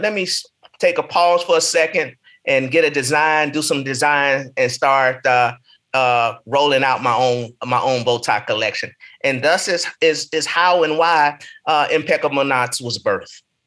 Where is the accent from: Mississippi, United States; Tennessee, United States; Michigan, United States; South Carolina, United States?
Tennessee, United States; Nashville; moved away as an adult; also born or lived in Martin, Tennessee / Chicago, Illinois / Des Moines; now in Atlanta, United States; I grew up in Nashville, Tennessee